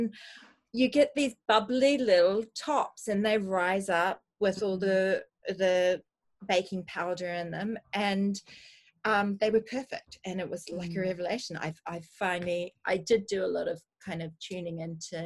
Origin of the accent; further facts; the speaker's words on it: New Zealand; now in United Kingdom; We're from New Zealand, which is fundamentally a small island, where we were more reliant on seasonal produce